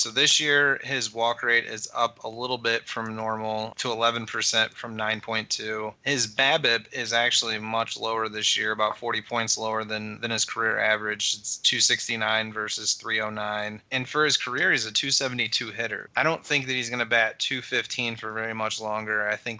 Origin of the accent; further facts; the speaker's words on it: St. Louis, Missouri, United States; I'm from St. Louis